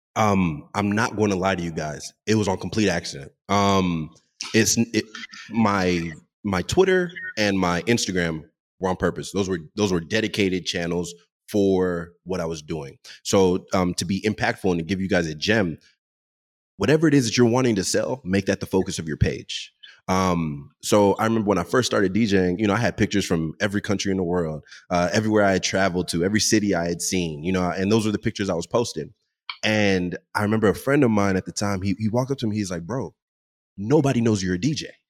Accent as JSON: {"language": "English", "town": "Dallas", "region": "Texas", "country": "United States", "tie": "born or raised there", "also_born_or_lived": "Seattle", "said": "I grew up in Dallas, and in the Dallas community, there are a lot of DJs"}